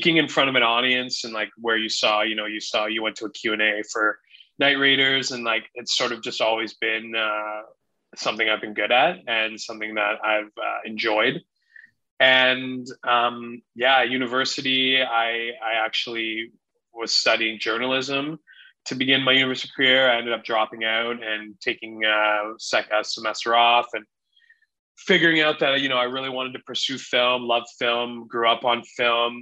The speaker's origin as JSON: {"language": "English", "town": "Sarnia", "region": "Ontario", "country": "Canada", "tie": "born or raised there", "said": "I grew up in Sarnia, Ontario, which is a border city with Port Huron, Michigan."}